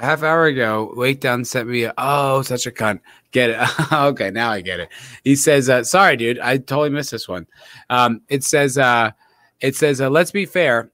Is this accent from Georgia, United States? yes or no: no; New Jersey, United States; I'm from Jersey.